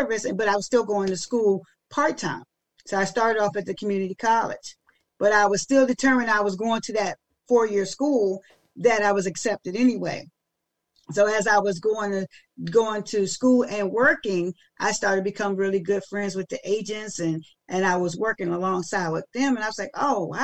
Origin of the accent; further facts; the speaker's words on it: Maryland, United States; I'm from Maryland, but yeah, but then I only live like 40 minutes outside